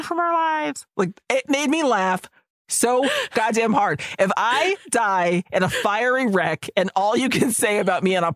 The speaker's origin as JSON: {"language": "English", "town": "Boston", "region": "Massachusetts", "country": "United States", "said": "I'm from Boston"}